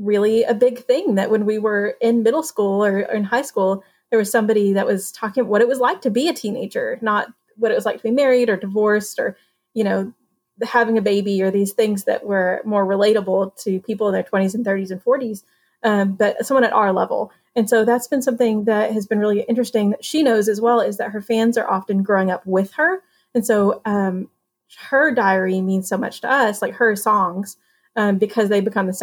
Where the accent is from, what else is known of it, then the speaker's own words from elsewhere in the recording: United States; also born or lived in New Mexico / West Texas; I grew up in New Mexico / West Texas, like right on the border